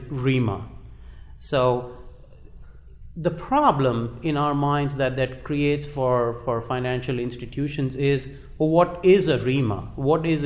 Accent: Uttar Pradesh, India; moved away as an adult; also born or lived in Kanpur; now in United States; Originally, I was born in India.

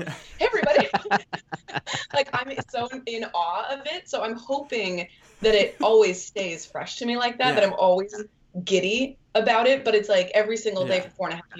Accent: Utah, United States; now in Los Angeles, United States; So I've lived in LA for, 4.5 years. And I moved out here originally from Utah to pursue the entertainment industry.

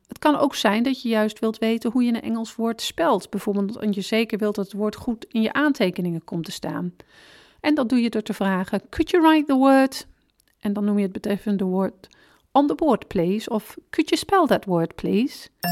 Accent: Netherlands; we als Nederlanders

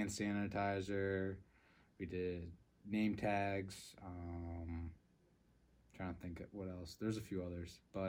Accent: Massachusetts, United States; moved away as an adult; now in Vermont, United States; I grew up in Massachusetts. Me and Connor grew up in the same town. And then for college, I moved up to Vermont.

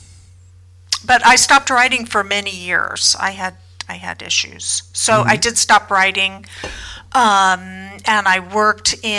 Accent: San Francisco, California, United States; I was born and raised in San Francisco.

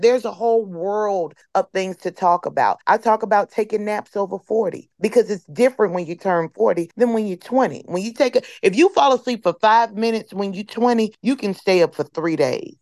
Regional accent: Chicago, Illinois, United States; my hometown, Chicago

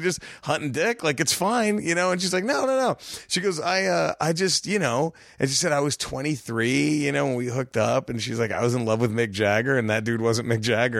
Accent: Dallas, Texas, United States; moved away as an adult; now in Los Angeles, United States; I was born in Dallas. My whole family is from a border town right there in, in Texas

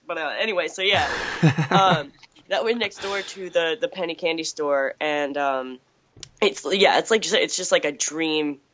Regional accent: Chatham, Massachusetts, United States; I grew up in Chatham

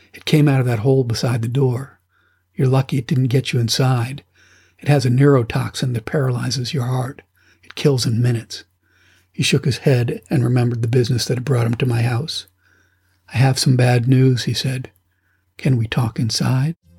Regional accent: United States; I'm an American

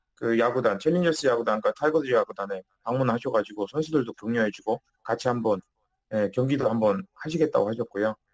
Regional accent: North Korea; now in South Korea; 우리는 북한 출신이기 때문에

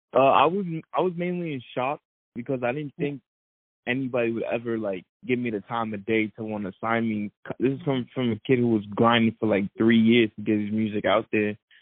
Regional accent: New York City, New York, United States; growing up in Brooklyn

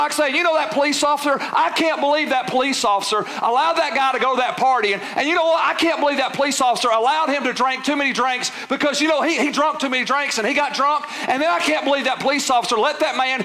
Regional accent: United States; We live in a free country

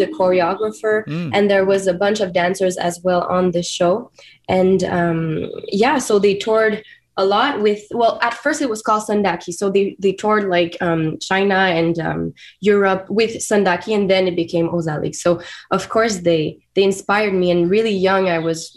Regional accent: Wendake, Quebec, Canada; first language French; English is a second language; I was born in Wendake, a community, a native First Nation community in Quebec.

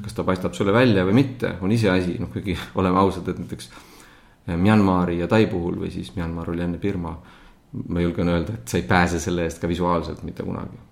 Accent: Estonia; moved away as an adult; also born or lived in Southeast Asia / United States / England; ma olen viimase kümne aasta jooksul päris märkimisväärse aja Eestist eemal olnud

